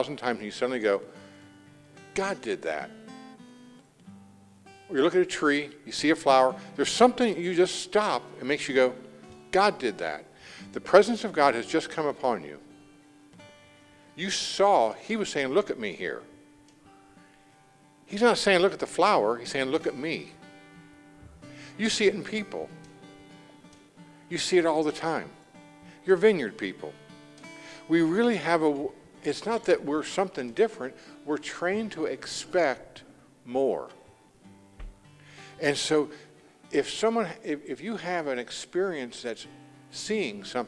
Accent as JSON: {"language": "English", "region": "Indiana", "country": "United States", "said": "we're from Indiana. I'm from Indiana"}